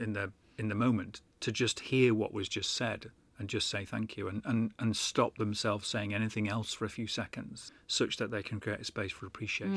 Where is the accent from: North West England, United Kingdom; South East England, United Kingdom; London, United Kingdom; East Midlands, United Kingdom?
North West England, United Kingdom; Manchester; Not that I live in Manchester now, but that's sort of where my hometown is, really.